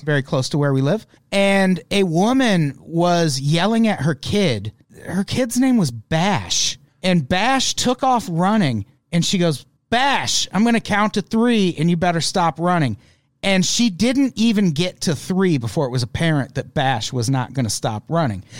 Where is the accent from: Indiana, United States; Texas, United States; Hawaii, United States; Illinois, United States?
Illinois, United States; I'm from Illinois